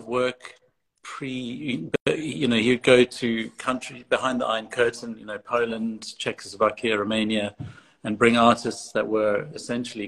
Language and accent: English; Cape Town, Western Cape, South Africa; moved away as an adult; also born or lived in London / Johannesburg; now in United Kingdom; I grew up in Cape Town, and I left to study in London in 1996. And I've been more or less based in the UK since then